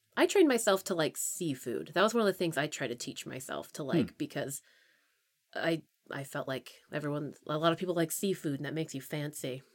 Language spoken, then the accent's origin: English; Pennsylvania, United States; moved away; I'm from Pennsylvania